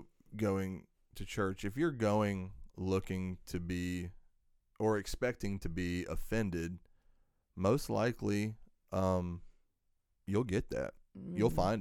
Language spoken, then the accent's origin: English; the South, United States; So, more of my background is that, I grew up in the South, and, everybody and their brother there is, Baptist for the most part. Although my father's side was Catholic.